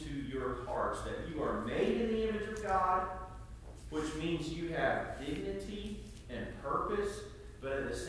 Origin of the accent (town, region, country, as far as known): United States; also born or lived in Ireland; now in Batesburg-Leesville, United States